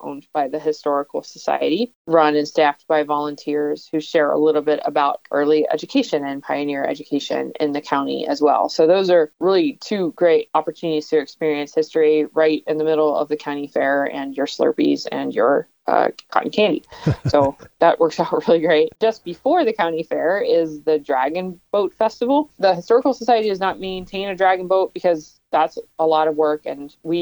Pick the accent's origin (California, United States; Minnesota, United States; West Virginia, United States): West Virginia, United States; now in Bemidji, United States; I grew up in West Virginia and that county fair was a little bit different